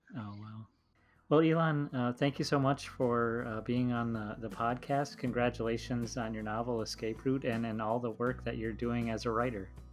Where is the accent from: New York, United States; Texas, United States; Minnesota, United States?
Minnesota, United States; someone who grew up in the Midwest